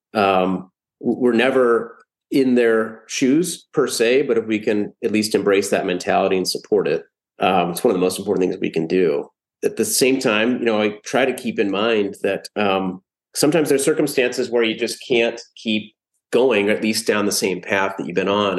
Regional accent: Columbus, Ohio, United States; I was born and raised in Columbus, Ohio

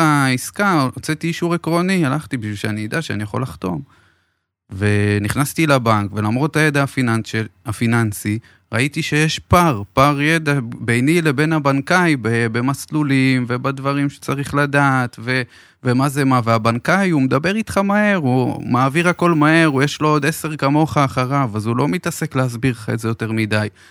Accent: Beersheba, Southern District, Israel; אני באר שבעי במקור

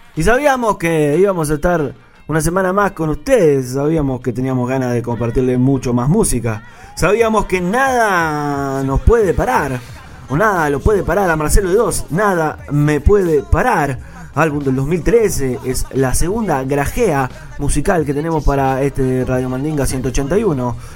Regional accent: Rocha, Uruguay; en mi tierra, allá en el este, en Rocha

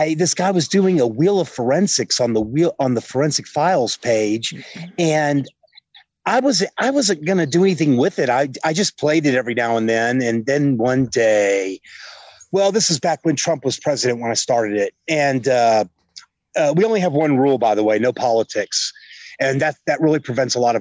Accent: Houston, Texas, United States; moved away as an adult; now in Colorado Springs, United States; I was born in Houston, Texas, and lived there most of my life

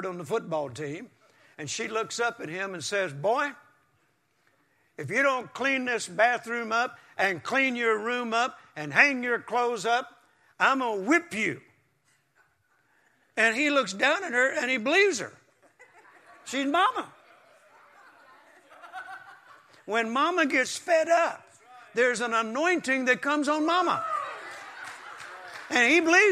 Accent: Mississippi, United States; now in Texas, United States; I was born in Mississippi on a farm, and we didn't even have indoor plumbing until 1957

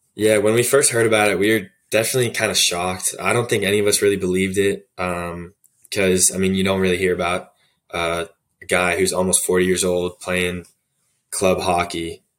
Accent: Arlington, Virginia, United States; moved away as an adult; I'm from Arlington, Virginia. It's, uh, just a city right outside D C

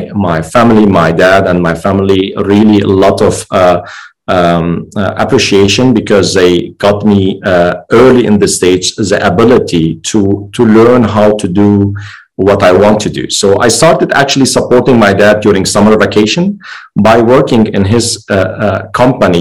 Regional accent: Lebanon; moved away; also born or lived in Germany; I'm originally Lebanese. This is where I grew up.

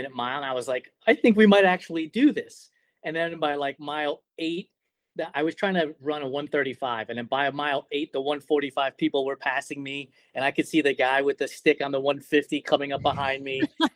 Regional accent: New York, United States; I'm from New York

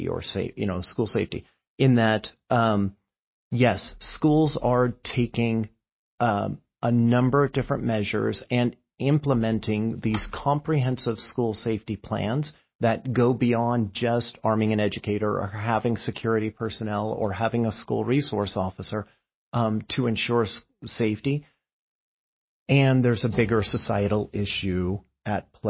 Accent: California, United States; I grew up in California and in the land of earthquakes

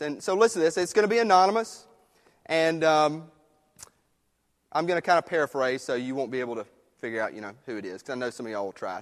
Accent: United States; I love living in this country, being American

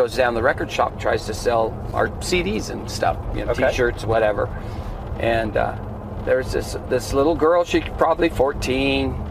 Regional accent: Farmington, New Mexico, United States; also born or lived in Wyoming / Albuquerque; now in Durango, United States; grew up in Farmington

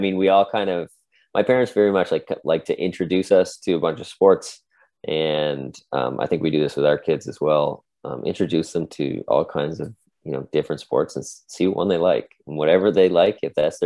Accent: Cole Harbour, Nova Scotia, Canada; I grew up in Cole Harbour

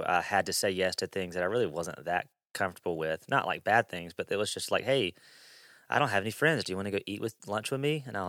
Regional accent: Mississippi, United States; So I grew up in South Mississippi.

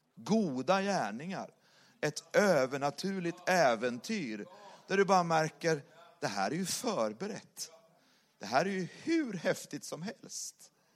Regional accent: Sweden; moved away as an adult; now in Saint Petersburg, Russia; bor ju i Ryssland och är svensk

